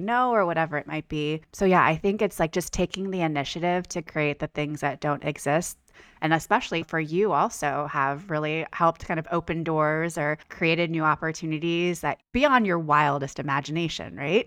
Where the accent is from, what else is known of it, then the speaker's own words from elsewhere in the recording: Bay Area, California, United States; moved away as an adult; now in Los Angeles, United States; I am a California girl, born and raised. I'm from the Bay Area originally, but I moved